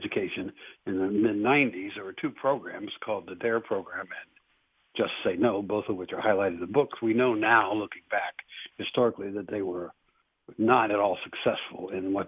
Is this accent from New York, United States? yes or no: no; Cincinnati, Ohio, United States; moved away as an adult; also born or lived in Greene County, Ohio / Warren County, Ohio; now in Lebanon, United States; I was actually born and raised in Cincinnati, on the west side of Cincinnati